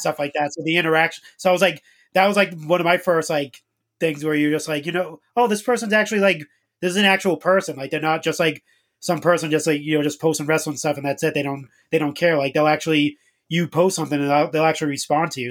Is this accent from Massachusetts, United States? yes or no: yes; Boston, Massachusetts, United States; I'm from Boston